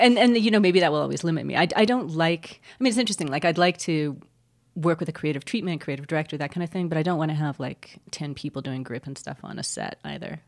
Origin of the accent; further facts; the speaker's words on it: California, United States; now in New Mexico, United States; I grew up in California, which is like the breadbasket or one of them of California, and I never that never was a draw to me until I moved to New Mexico